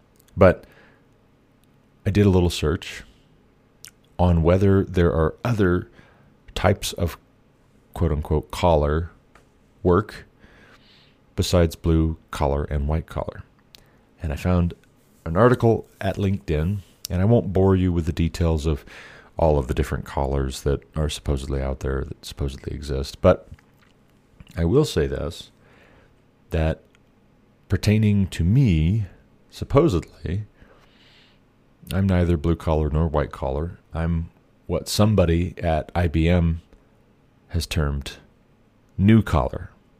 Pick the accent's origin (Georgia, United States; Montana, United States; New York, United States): Montana, United States; Glendive; also born or lived in Savage, Montana / Kalispell, Montana / Hillsboro, Ohio / New Vienna, Ohio; I'm from Glendive, Montana, originally. Grew up a little bit there, a little bit in Savage, Montana, a little bit near Lake Blaine in western Montana, a little bit in Kalispell, then also Hillsboro, Ohio, New Vienna, Jamestown, Ohio, back to Glendive